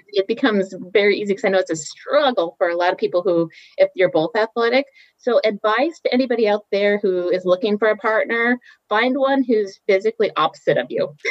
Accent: Ketchikan, Alaska, United States; moved away as an adult; also born or lived in Oregon / Boston; grew up in Alaska, a little town called Ketchikan in southeast Alaska

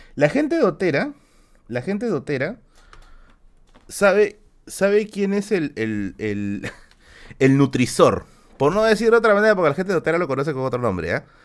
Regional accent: Villa El Salvador, Lima, Peru; soy de Villa Salvador, Nisi, soy de Villa Salvador

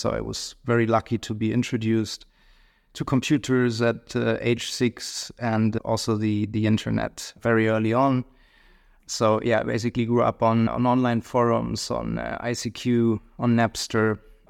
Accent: Hamelin, Lower Saxony, Germany; So I grew up in Western Germany, a small city close to Hanover called Hemlin.

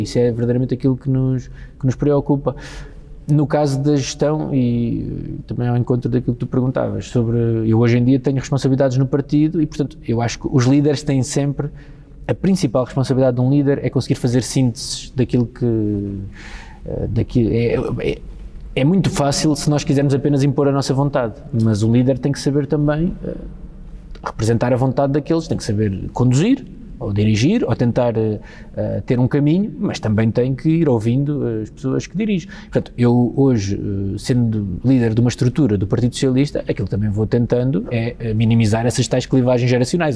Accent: Almada, Lisbon, Portugal; não penso na minha terra, ou seja, não penso em Almada

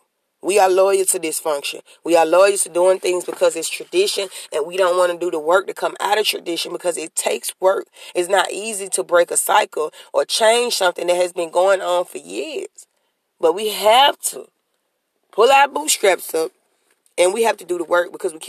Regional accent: New Orleans, Louisiana, United States; I mean, me personally, I'm from Central City Projects.

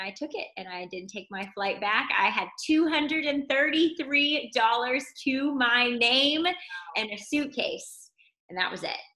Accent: North Carolina, United States; now in Tampa, United States; I am originally from North Carolina, but grateful that sunny, tropical Tampa, Florida is my home

